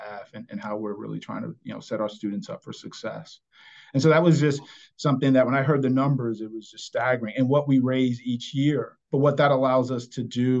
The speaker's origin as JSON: {"language": "English", "town": "New York City", "region": "New York", "country": "United States", "tie": "born or raised there", "said": "I grew up in New York City."}